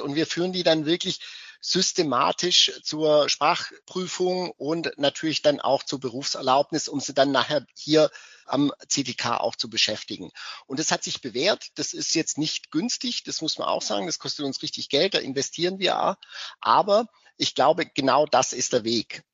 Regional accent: West Germany, Germany; now in Cottbus, Germany; Ich komme ja aus dem Westen

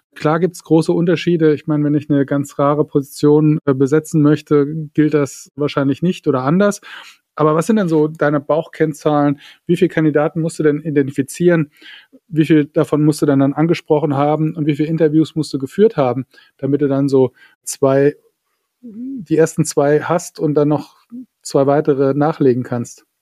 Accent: Saarland, Germany; ich komme ja aus dem Saarland

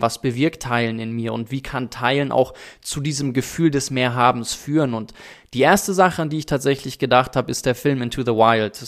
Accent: South Africa; now in Germany; wenn ich dann in Südafrika zum Beispiel die Orte besuche, wo ich groß geworden bin und ich bin auf einer Farm groß geworden

